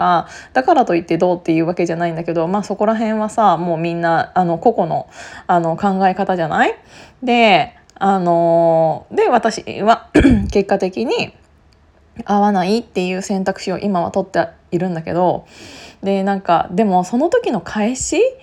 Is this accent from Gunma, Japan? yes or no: yes; Gunma, Japan; now in Tokyo, Japan; 同じ群馬県出身なので